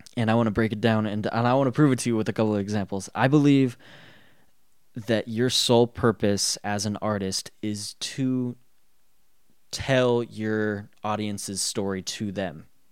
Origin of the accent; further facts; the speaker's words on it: Colorado, United States; I was raised in Colorado